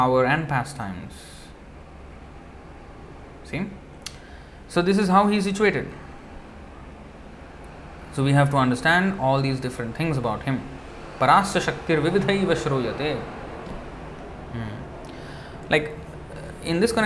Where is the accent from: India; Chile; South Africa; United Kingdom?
India; Hyderabad, Telangana; I am from Hyderabad, right? Andhra.